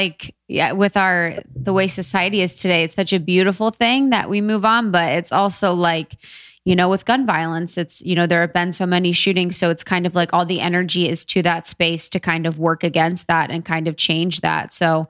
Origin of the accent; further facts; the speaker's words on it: Texas, United States; moved away; we grew up in Texas